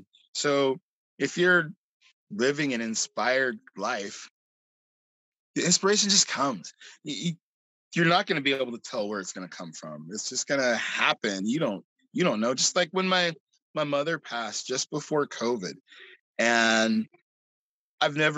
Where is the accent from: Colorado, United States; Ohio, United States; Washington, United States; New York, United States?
Washington, United States; Seattle; now in Tacoma, United States; being from Seattle